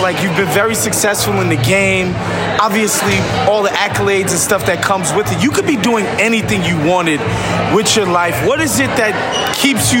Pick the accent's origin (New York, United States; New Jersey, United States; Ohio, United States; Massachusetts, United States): New York, United States; I'm from New York